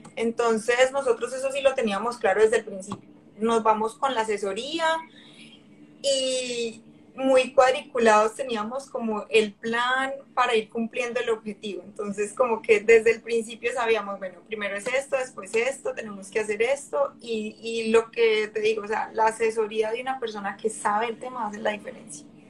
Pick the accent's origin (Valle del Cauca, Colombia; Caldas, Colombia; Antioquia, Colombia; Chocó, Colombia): Valle del Cauca, Colombia; Cali; moved away as an adult; also born or lived in Medellín, Colombia; now in Hamilton, Canada; yo soy de Cali y Medellín también me enamoró, o sea, por cosas de la vida con mis papás terminamos en Medellín